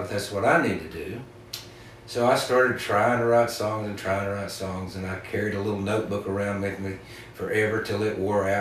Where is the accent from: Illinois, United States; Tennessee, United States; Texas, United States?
Tennessee, United States; East; now in Western North Carolina, United States; where I was living in East Tennessee, where I grew up